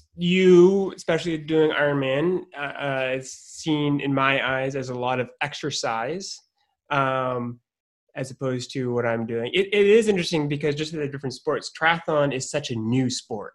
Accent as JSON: {"language": "English", "region": "Maine", "country": "United States", "tie": "born or raised there", "said": "I grew up in Maine"}